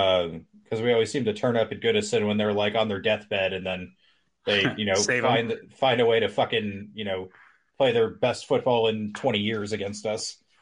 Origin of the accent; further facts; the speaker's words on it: Missouri, United States; I am from Missouri, the show me state.